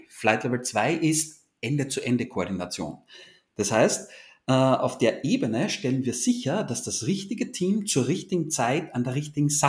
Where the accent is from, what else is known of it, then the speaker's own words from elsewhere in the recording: Austria; Und wie man hört, ich komme aus Österreich.